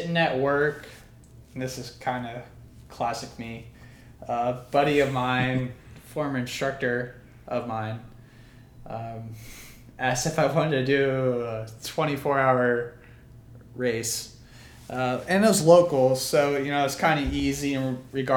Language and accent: English; Mathews County, Virginia, United States; born and raised in Matthews County, Virginia, 81 square miles, no stoplights